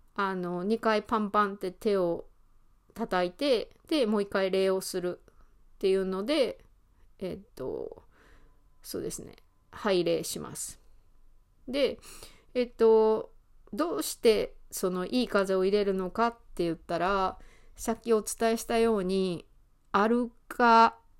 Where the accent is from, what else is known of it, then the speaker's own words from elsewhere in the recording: Osaka, Japan; accent: Kansai; moved away as an adult; also born or lived in London, United Kingdom; ずっと大阪で生まれて、大阪でまあずっと暮らしてイギリスのロンドンに住んだこともあるんですけどまた今は大阪に戻ってきて大阪で生活をしています